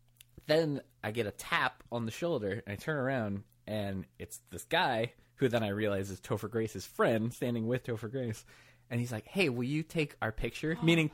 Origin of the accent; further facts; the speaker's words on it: Michigan, United States; But I grew up in Michigan.